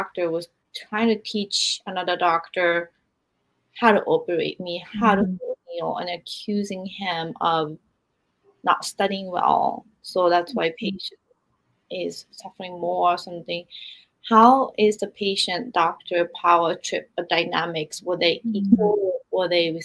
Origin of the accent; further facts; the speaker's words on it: Japan; moved away; also born or lived in United States; I grew up in Japan and I lived half my life in America